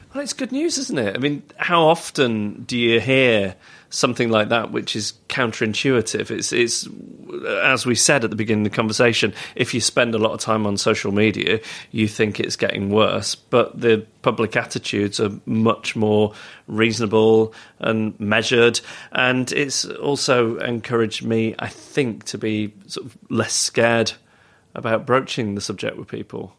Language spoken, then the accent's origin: English; Macclesfield, North West England, United Kingdom; also born or lived in Stockport / Heaton Moor; I grew up with a Stockport postcode. I was, I was S K eleven in Macclesfield.